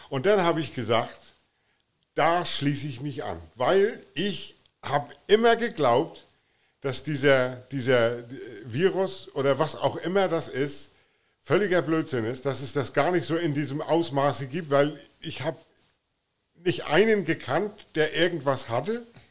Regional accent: Flensburg, Schleswig-Holstein, Germany; moved away as an adult; now in Offenburg, Germany; ich komme ähm, aus, aus Offenburg, bin gebürtiger Flensburger von der dänischen Grenze.

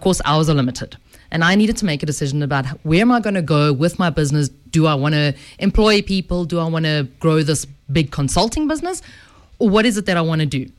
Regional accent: Edenvale, Gauteng, South Africa; I'm a girl from the Vale, from good old Eden Vale.

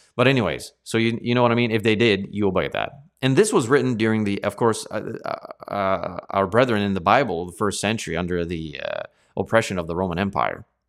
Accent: Canada; as Canadians

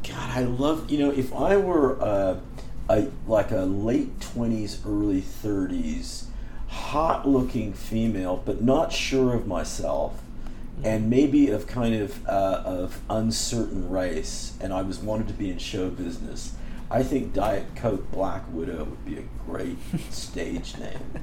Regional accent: Berkeley, California, United States; I grew up in Berkeley

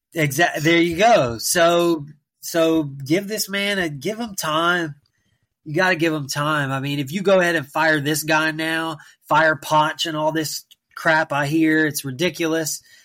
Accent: United States; myself being an American

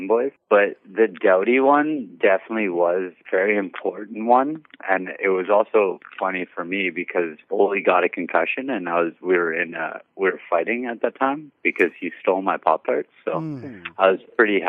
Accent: Western Canada, Canada; I'm Western Canadian

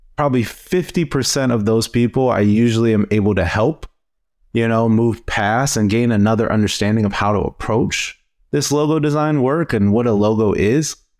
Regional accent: Cleveland, Ohio, United States; I am from Cleveland, Ohio.

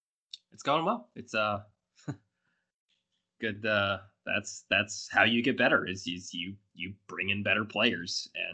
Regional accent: Alabama, United States; my home state of Alabama

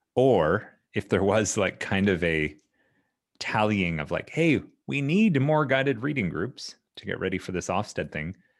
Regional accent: Ontario, Canada; growing up in Canada, both as a student in Ontario and then later as a teacher

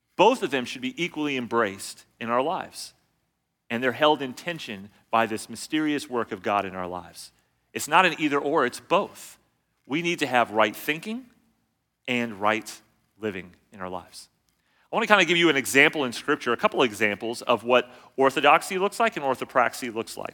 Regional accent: California, United States; I grew up in California

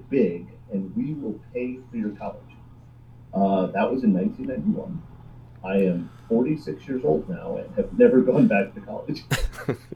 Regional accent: South Florida, United States; I grew up in South Florida from a poor family.

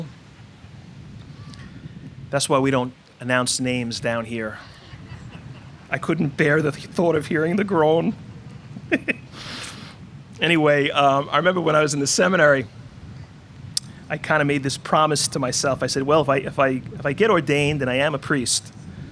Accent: Floral Park, New York, United States; I grew up in Floral Park.

